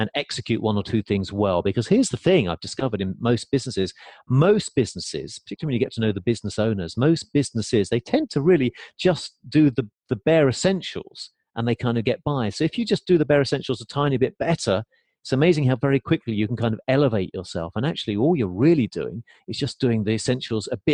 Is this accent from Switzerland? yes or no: no; England, United Kingdom; moved away as an adult; now in United States; growing up in England